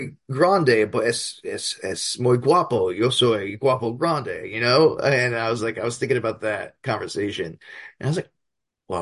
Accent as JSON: {"language": "English", "area": "Hudson County", "region": "New Jersey", "country": "United States", "tie": "born or raised there", "said": "I grew up in Hudson County, New Jersey, which is like right across the river from Manhattan"}